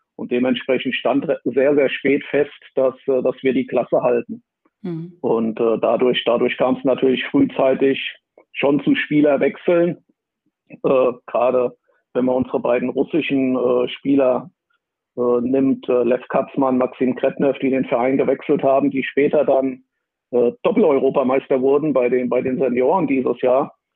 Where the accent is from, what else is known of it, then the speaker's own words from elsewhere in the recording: Wiesbaden, Hesse, Germany; extra die Schule gewechselt, um, um ein Sportabitur zu machen in, in meiner Geburtsstadt Wiesbaden